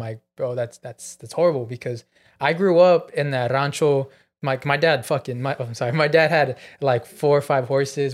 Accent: Chino, California, United States; I was from Chino and I saw, I was in Chino my whole life

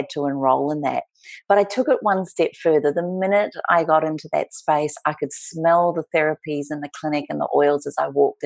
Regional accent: New Zealand; moved away as an adult; also born or lived in Melbourne, Australia; now in Australia; I am a Kiwi. I was brought up and raised in New Zealand, and at 19 years of age, decided to go on my big OE

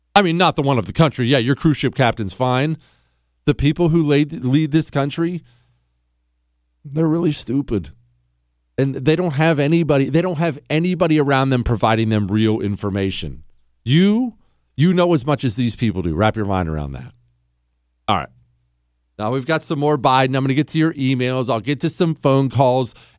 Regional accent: Steubenville, Ohio, United States; moved away; also born or lived in Toronto, Ohio / Pittsburgh area; I am from the Pittsburgh area. I was actually born in Steubenville, Ohio

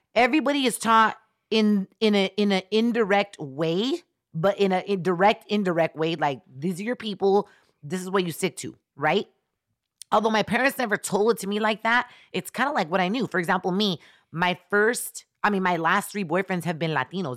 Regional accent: El Salvador; I'm from Central America. I'm from El Salvador

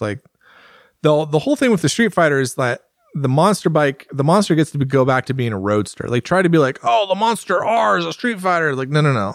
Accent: United States; I'm an American

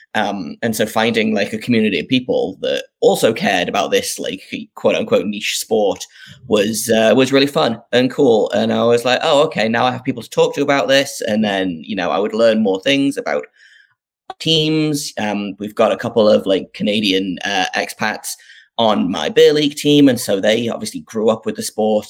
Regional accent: North East England, United Kingdom; I grew up in the northeast of England. Um, if people can't tell from my uh, from my accent

